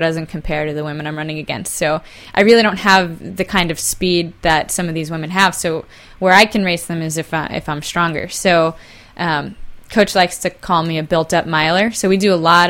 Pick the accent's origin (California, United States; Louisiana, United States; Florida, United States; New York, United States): New York, United States; New York City; moved away; also born or lived in Brooklyn, New York; I'm from New York originally, born in Brooklyn, raised in Queens, went to high school in Brooklyn